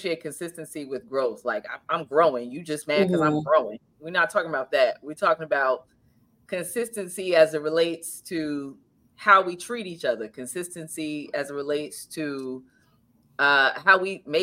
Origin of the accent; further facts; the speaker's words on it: New Jersey, United States; we're both from New Jersey, born and raised in New Jersey